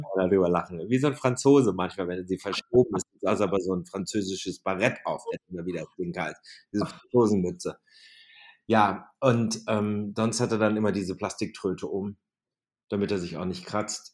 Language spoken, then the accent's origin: German; Germany; Das Deutsche Rote Kreuz, der Ortsverband Wülfing, dort wo ich groß geworden bin